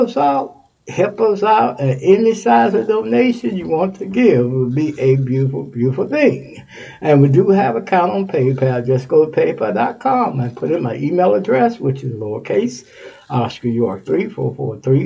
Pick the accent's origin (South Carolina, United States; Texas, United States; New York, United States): Texas, United States; moved away; My home state of Texas.